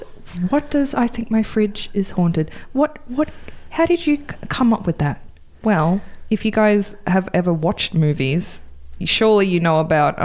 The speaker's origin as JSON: {"language": "English", "country": "United States", "said": "because it's the 80s, and I'm American."}